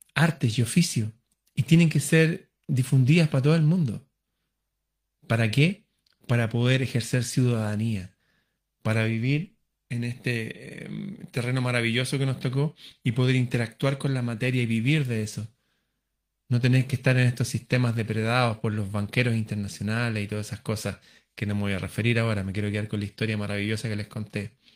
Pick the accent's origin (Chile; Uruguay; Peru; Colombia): Chile; mi país, Chile